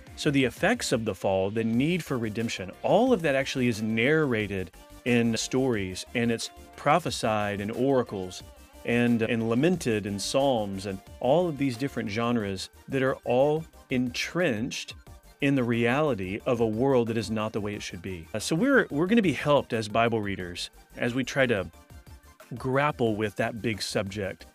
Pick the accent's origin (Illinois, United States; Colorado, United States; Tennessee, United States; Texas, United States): Texas, United States; moved away as an adult; now in Louisville, United States; We're originally from Texas and then moved to Kentucky so that I could do a doctoral work at Southern Seminary